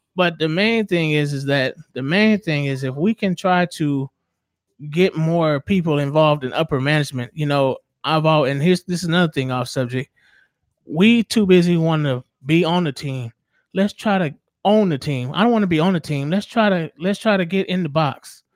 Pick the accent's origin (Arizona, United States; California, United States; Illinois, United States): California, United States; Southern; I grew up in Southern California, right down the street from the Coliseum where the Raiders play